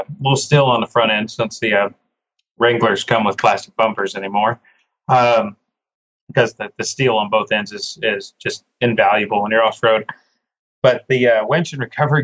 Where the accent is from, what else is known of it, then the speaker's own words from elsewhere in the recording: Oklahoma, United States; an Oklahoma-born and raised Oklahoman